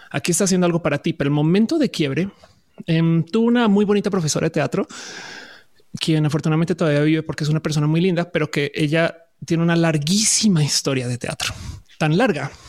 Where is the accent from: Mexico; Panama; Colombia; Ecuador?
Colombia; also born or lived in Buenos Aires, Argentina / Caracas, Venezuela / Santa Cruz de la Sierra, Bolivia / Florida, United States; O sea, yo soy colombiana, pero también puedo decir que tuve casas en eh, Argentina, en Caracas, en Argentina, sí, exacto, en Buenos Aires, en Caracas, en Santa Cruz de la Sierra, en Bolivia.